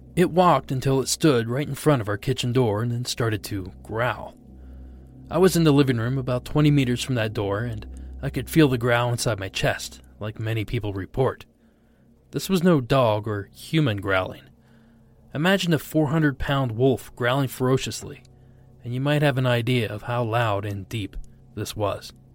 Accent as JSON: {"language": "English", "region": "South Region", "country": "Brazil", "moved": "as an adult", "lives_now": "Maryland, United States", "said": "I'm originally from South Brazil, but I have lived in Maryland for almost five years"}